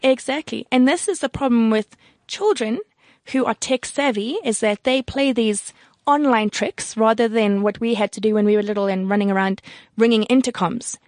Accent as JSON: {"language": "English", "country": "South Africa", "said": "I'm from South Africa"}